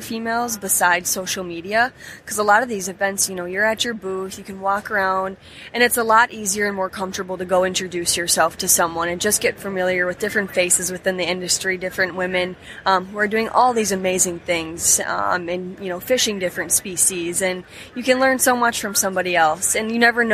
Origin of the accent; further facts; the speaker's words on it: Upper Peninsula of Michigan, United States; moved away; so I grew up in the Upper Peninsula of Michigan